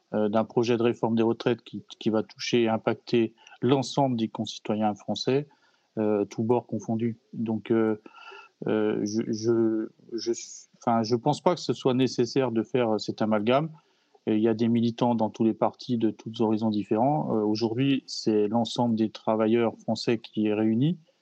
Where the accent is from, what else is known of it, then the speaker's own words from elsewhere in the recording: Alsace, Grand Est, France; chez nous en Alsace